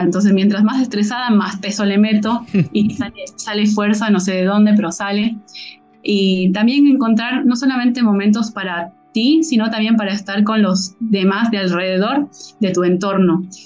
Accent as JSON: {"language": "Spanish", "country": "Bolivia", "said": "siendo boliviana"}